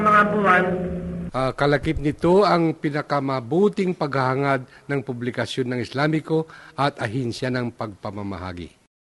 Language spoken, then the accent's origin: Tagalog; Central Luzon, Philippines; doon sa amin sa Bulacan. Ninakaw yung santo rin sa simbahan namin